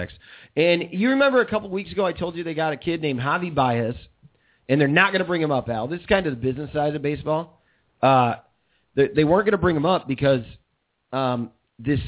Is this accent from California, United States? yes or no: no; Kirkland, Illinois, United States; moved away; also born or lived in Chicago; Growing up in Iowa is very similar to growing up in Kirkland, Illinois, and I enjoyed Kirkland, Illinois a lot